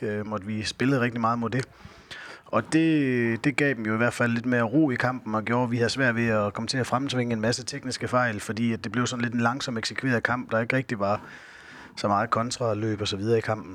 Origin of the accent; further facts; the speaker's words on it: Skjern, Central Denmark Region, Denmark; moved away as an adult; also born or lived in Fredericia / Tønder; født og opvokset i Skjern, hvor hele min familie bor